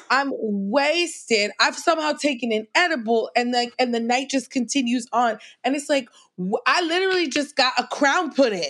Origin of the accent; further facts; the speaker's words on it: New York City, New York, United States; I grew up in Queens